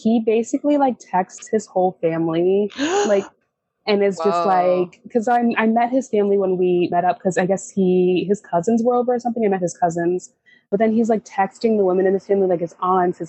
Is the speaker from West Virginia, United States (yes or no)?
no; California, United States; moved away as an adult; now in Midwest, United States; we're from California